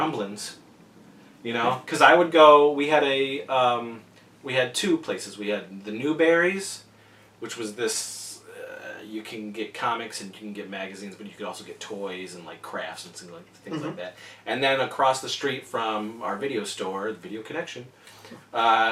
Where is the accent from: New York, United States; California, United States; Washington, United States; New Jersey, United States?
New York, United States; Wellsville; I grew up in Wellesley, New York. That's right, New York, and we had a drive-in